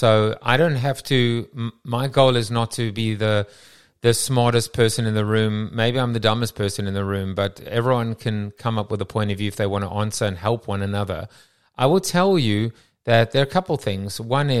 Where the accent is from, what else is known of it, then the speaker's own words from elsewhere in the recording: South Africa; I'm from South Africa.